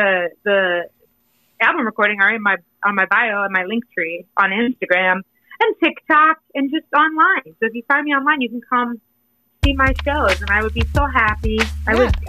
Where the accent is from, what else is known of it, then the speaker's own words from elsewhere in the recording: Indiana, United States; I grew up in Indiana and I am corny.